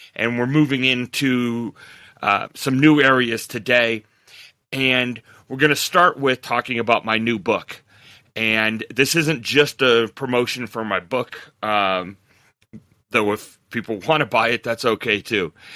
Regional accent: Montrose, Colorado, United States; moved away as an adult; also born or lived in Fort Collins, Colorado / Minnesota; I, I grew up in Montrose, Colorado, very small town, graduated in nineteen eighty-two.

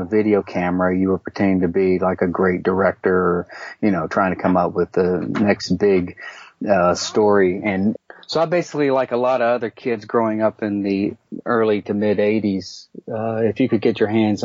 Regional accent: Mobile, Alabama, United States; my hometown of Mobile, Alabama

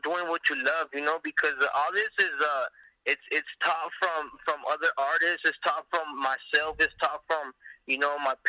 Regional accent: Los Angeles, California, United States; also born or lived in Mexico; I was born in Mexico, raised in California, you know, raised in the San Fernando Valley

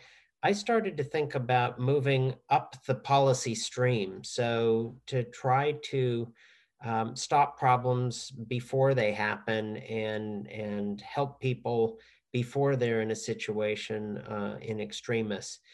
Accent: Southern California, United States; I grew up in Southern California

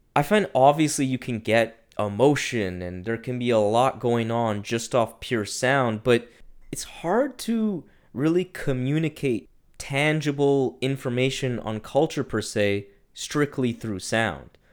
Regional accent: Ottawa, Ontario, Canada; my hometown of Ottawa

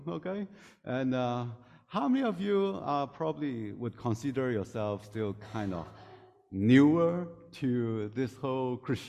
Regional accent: Hong Kong; English is a second language; moved away; So I came from Hong Kong 2005. So this is my 18th year here.

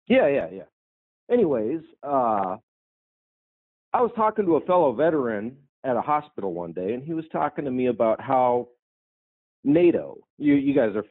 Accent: Dayton, Ohio, United States; Yeah, I'm from Dayton, Ohio.

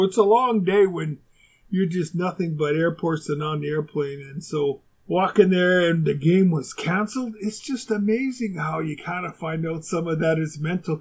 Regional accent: Winnipeg, Manitoba, Canada; moved away as an adult; also born or lived in Houston; where I grew up in Winnipeg

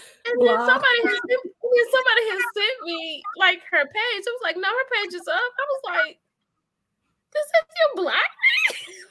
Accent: Grenada, Mississippi, United States; now in Texas, United States; we're from Grenada, Mississippi. We went to church. We were the same church.

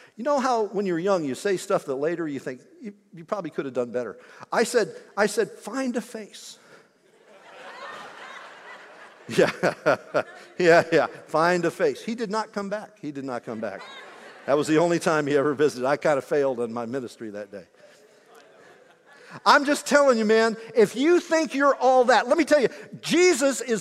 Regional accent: Indiana, United States; Growing up in Indiana

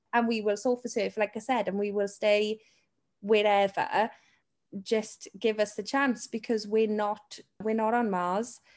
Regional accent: Wales, United Kingdom; the Welsh one with the sheep

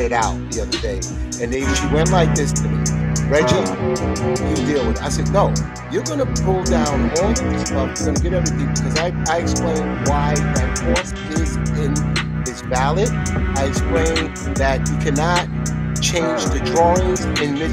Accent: the South, United States; also born or lived in Brooklyn; I'm from the South

